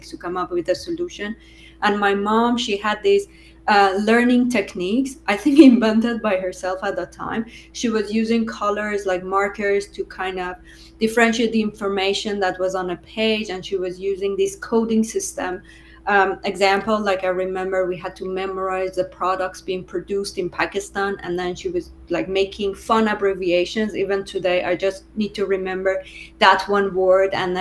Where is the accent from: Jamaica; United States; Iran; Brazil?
Iran; Tehran, Tehran Province; English is a second language; moved away as an adult; now in Quebec City, Canada; I am from Tehran, but originally we are from north. So my parents, they are from north, but I studied in Tehran. I lived in Tehran my whole life.